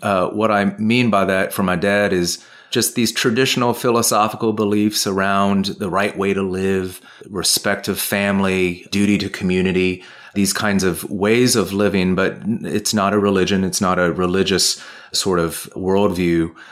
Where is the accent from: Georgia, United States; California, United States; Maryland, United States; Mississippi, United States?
California, United States; also born or lived in Ohio / Providence, Rhode Island; now in Washington, D.C., United States; moved to California when I was two, and that's where I grew up